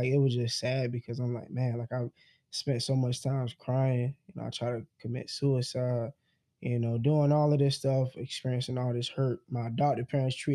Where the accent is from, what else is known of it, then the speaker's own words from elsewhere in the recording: South Carolina, United States; we're from South Carolina.